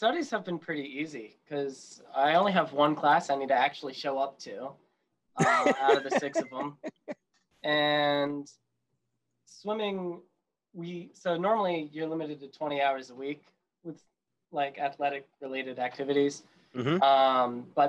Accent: West Virginia, United States; I'm from West Virginia

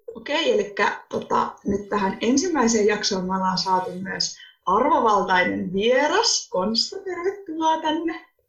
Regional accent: Finland; oon kotoisin Turajärveltä. Oon tästä Turajärveläisyydestä yleensä myös aika ylpeä

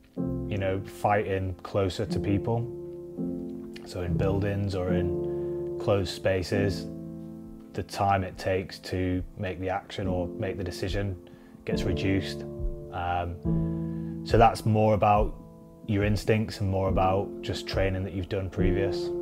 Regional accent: Preston, North West England, United Kingdom; I come from Preston

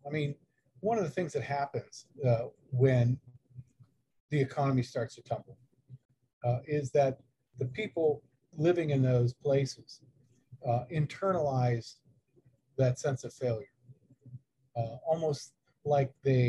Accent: Ohio, United States; we're almost embarrassed to say we're from Ohio.

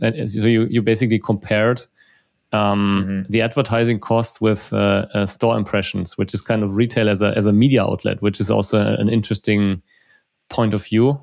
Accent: Germany; also born or lived in Munich; we are from Germany, from Germany

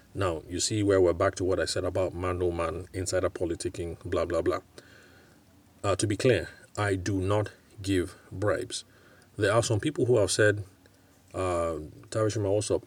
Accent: Nigeria; also born or lived in United Kingdom; I can speak of Nigeria because I'm here. I'm Nigerian

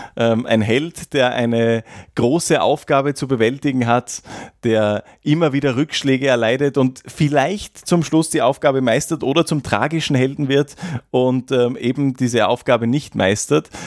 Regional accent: Graz, Styria, Austria; als Grazer

